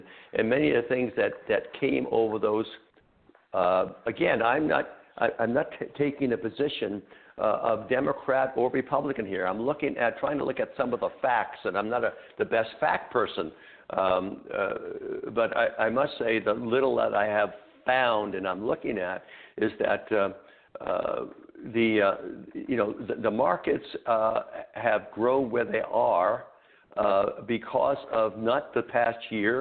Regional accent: United States; we as American people

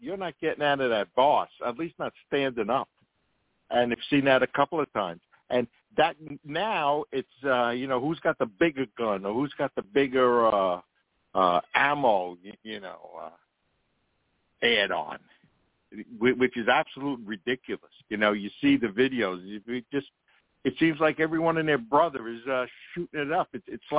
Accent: Queens, New York, United States; from where, even though I grew up in Queens, I've always said this, I saw my first

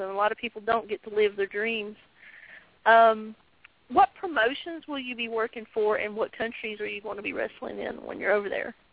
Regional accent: Virginia, United States; I grew up in the South. I'm from Virginia

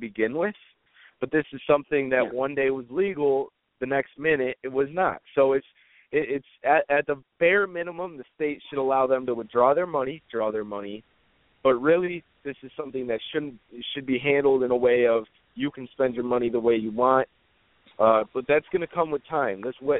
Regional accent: United States; I'm an American

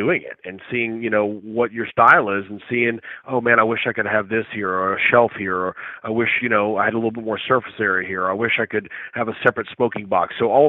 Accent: Louisiana, United States; the culture that I was raised around in Louisiana

